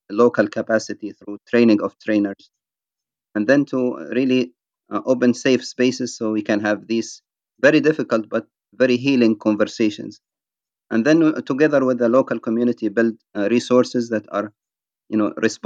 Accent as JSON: {"language": "English", "country": "Libya", "also_born_or_lived": "United Kingdom", "moved": "as an adult", "lives_now": "United States", "said": "I ended up leaving my home country, Libya, in the year 1999, and living as an asylum seeker in the United Kingdom before coming to the United States in 2002."}